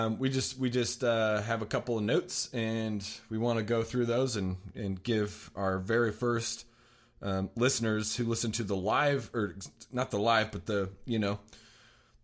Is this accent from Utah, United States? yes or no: yes; Layton, Utah, United States; also born or lived in Salt Lake City, Utah; I was born and raised in Layton, Utah